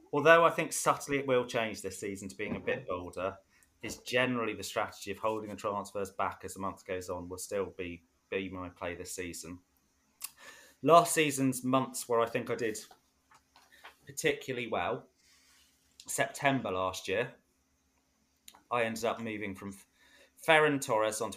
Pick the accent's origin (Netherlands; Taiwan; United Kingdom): United Kingdom; Cornwall, South West England; I'm from Cornwall, and miles away from any football teams in the old when I was growing up